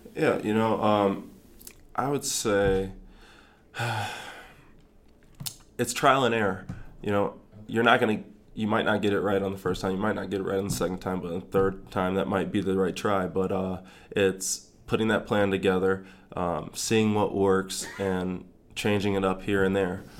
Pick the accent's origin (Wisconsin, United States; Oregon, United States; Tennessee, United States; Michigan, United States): Michigan, United States; Grand Rapids; also born or lived in East Lansing, Michigan / North Carolina / Florida; now in Lincoln, United States; I'm from Grand Rapids, Michigan